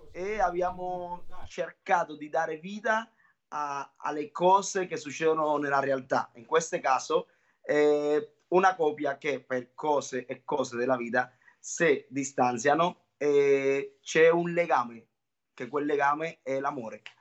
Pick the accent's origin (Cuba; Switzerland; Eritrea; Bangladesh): Cuba; now in Italy; essendo cubano sono stato anche un ballerino professionista